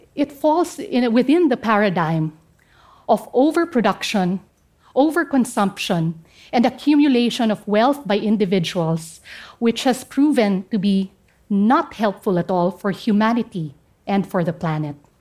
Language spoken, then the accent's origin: English; Central Mountain Range, Cordillera Administrative Region, Philippines; first language Kankanaey; English is a second language; I come from the Central Mountain Range of the northern part of the Philippines.